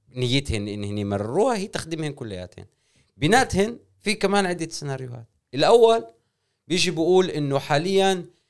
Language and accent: Arabic; Israel; احنا كفلسطينيين واحنا ك, يعني كمجموعه قوميه في داخل هاي البلاد